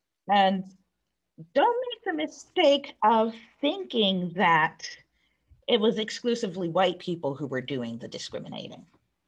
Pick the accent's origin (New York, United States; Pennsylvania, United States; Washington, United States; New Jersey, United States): New York, United States; New York City; Growing up in New York City in the 1980s and the 1990s, living side by side with people from all over the world